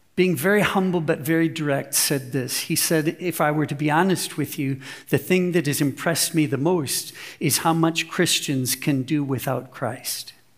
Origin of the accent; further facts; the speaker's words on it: United States; moved away as an adult; now in Germany; I look, walk, and talk like an American